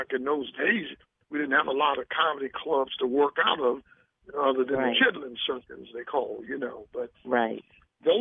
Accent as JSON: {"language": "English", "town": "Baltimore", "region": "Maryland", "country": "United States", "tie": "born or raised there", "said": "my hometown a little props, first of all, Baltimore, where I started my stand-up"}